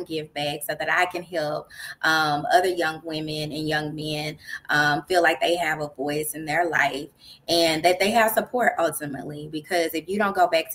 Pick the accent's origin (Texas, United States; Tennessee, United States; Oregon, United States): Texas, United States; Dallas; I'm originally from Dallas, Texas